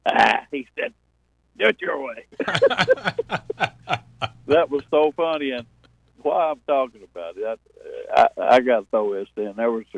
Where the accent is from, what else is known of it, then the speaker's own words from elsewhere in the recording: Berea, Kentucky, United States; I'm from Berea, Kentucky